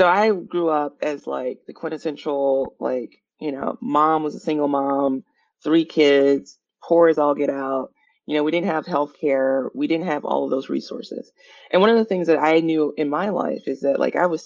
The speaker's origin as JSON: {"language": "English", "region": "Mississippi", "country": "United States", "tie": "born or raised there", "also_born_or_lived": "Chicago / Midwest", "moved": "as an adult", "lives_now": "Bay Area, United States", "said": "my wife, my sister, and I all made the trek to the Bay Area from Chicago, but we're originally from Mississippi"}